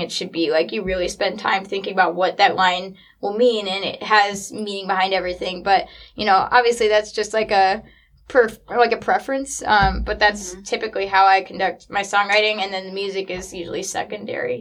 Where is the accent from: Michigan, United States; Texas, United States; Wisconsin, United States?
Michigan, United States; Traverse City; born or raised there; also born or lived in Nashville, Tennessee